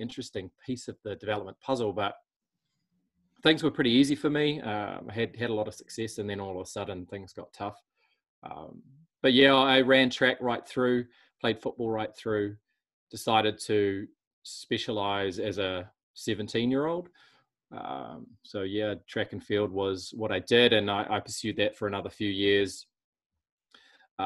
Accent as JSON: {"language": "English", "region": "Auckland", "country": "New Zealand", "tie": "born or raised there", "said": "we grew up in Auckland"}